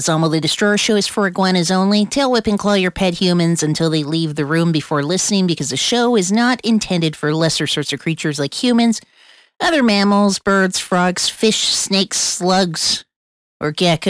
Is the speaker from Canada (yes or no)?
no; Colombia; And I'm not just saying that because I'm from Colombia.